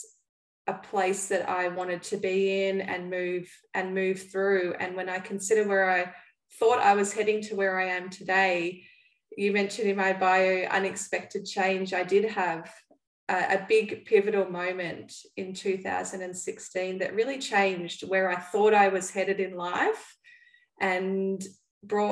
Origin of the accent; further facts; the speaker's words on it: Melbourne, Victoria, Australia; I'm from Melbourne, Australia, and I live over here with my husband